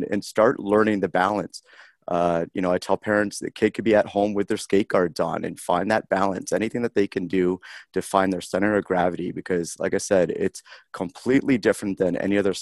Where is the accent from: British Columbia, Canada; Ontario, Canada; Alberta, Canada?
Ontario, Canada; Harrow; moved away as an adult; now in Columbus, United States; growing up in Harrow and, my parents emigrated from Great Britain